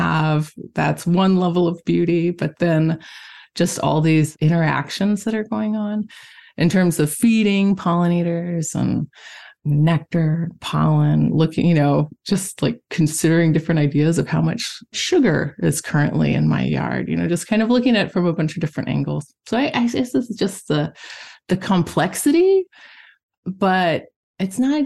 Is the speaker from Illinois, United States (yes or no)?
no; Missouri, United States; also born or lived in Michigan / Italy; now in Thetford, United States; I'm originally from Missouri